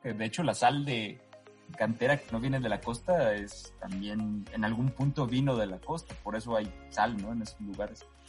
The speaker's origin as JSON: {"language": "Spanish", "town": "Los Mochis", "region": "Sinaloa", "country": "Mexico", "tie": "born or raised there", "said": "yo, soy sinaloense, entonces soy de... Todo Sinaloa es costa, yo soy de Los Mochis, Sinaloa. Y Los Mochis, Sinaloa, aparte de que tomábamos agua a la llave desde que yo era chico"}